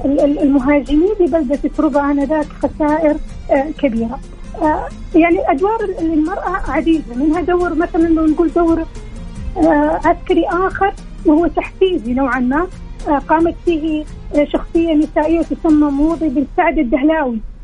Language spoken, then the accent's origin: Arabic; Saudi Arabia; احنا حقيقي كسعوديين